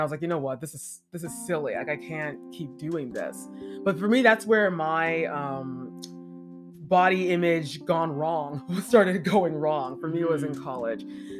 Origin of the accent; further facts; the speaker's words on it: Jamaica; You know, I'm black and I'm black Jamaican.